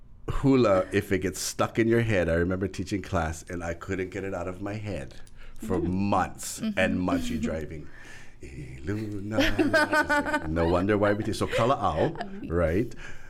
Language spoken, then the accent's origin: English; Lanai, Hawaii, United States; I'm from Lanai. Then I went to Lahai. I had 20 people in my class.